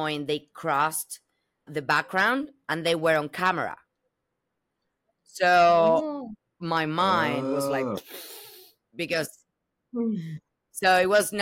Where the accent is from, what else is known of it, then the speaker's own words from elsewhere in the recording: Buenos Aires, Argentina; English is a second language; moved away as an adult; now in Los Angeles, United States; I'm originally from Argentina, from Buenos Aires, the world's champion